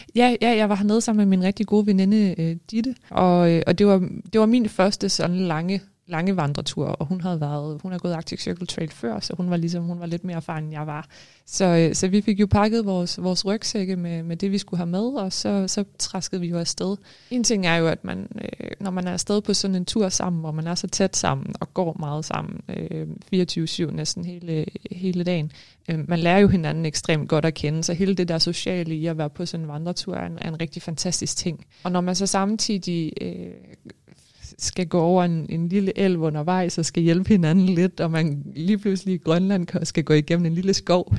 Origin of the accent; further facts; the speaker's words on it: Denmark; moved away as an adult; now in Greenland; jeg er jo født og opvokset i Danmark